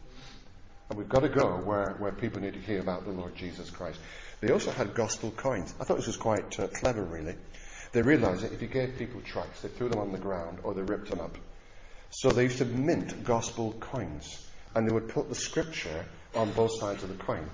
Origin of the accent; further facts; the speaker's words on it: Blackburn, North West England, United Kingdom; I come from Blackburn